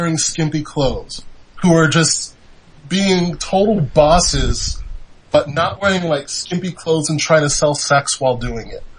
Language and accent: English; United States; I'm from America